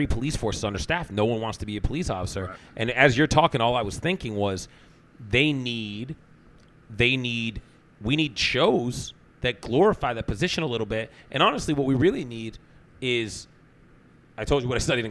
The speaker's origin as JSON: {"language": "English", "town": "Sharon", "region": "Massachusetts", "country": "United States", "said": "I'm from Sharon"}